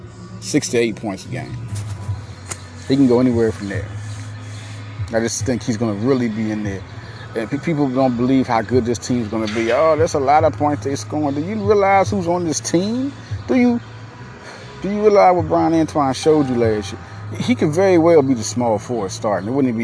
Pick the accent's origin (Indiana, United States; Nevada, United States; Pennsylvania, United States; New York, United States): Pennsylvania, United States; Philadelphia; Outside, beautiful day in West Philadelphia. I was born in West Philadelphia